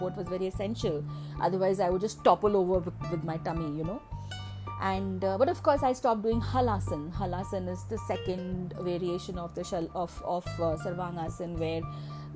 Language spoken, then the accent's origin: English; Kerala, India; moved away; my hometown where my mother lived, in Kerala